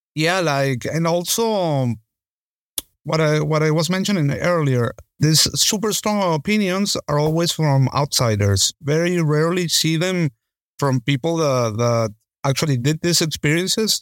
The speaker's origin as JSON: {"language": "English", "town": "Caracas", "region": "Capital District", "country": "Venezuela", "tie": "born or raised there", "also_born_or_lived": "Spain", "moved": "as an adult", "said": "in Caracas, in my hometown."}